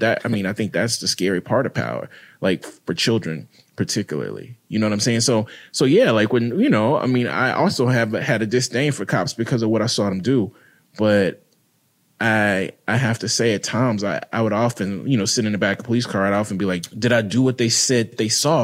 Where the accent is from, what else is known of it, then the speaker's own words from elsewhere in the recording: Mississippi, United States; I grew up in Mississippi, predominantly black city